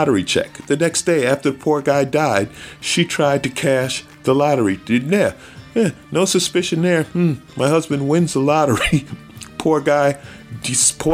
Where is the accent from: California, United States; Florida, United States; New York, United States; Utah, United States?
New York, United States; I grew up in New York